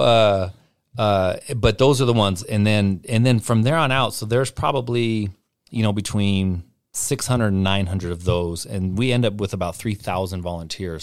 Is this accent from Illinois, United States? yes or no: no; Portland, Oregon, United States; now in Spokane, United States; I'm from Portland